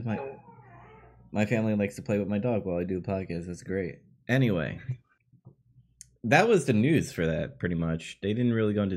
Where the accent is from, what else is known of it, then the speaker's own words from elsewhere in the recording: New York City, New York, United States; my hometown in Queens